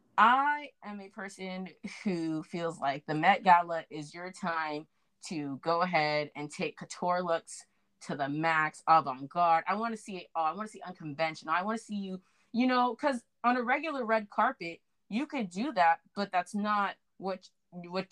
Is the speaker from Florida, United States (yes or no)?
yes; South Florida, United States; I'm from South Florida.